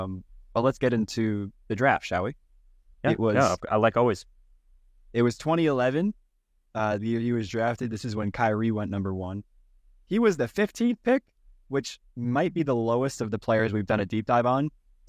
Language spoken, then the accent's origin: English; New York, United States; I'm from New York, for what that's worth.